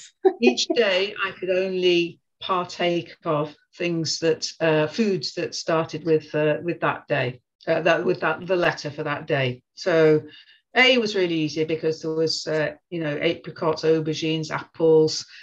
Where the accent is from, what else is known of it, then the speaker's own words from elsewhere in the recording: Birmingham, West Midlands, United Kingdom; moved away as an adult; now in Manchester, United Kingdom; I grew up in Birmingham uh, till I was 18, and to be honest, got out of there as soon as I could